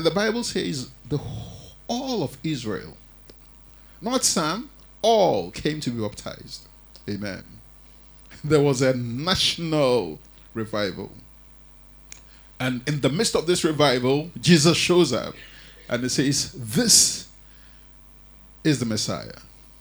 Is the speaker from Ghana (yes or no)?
yes; Ghana; moved away; I grew up in Africa, and, you know, in the Ghanaian church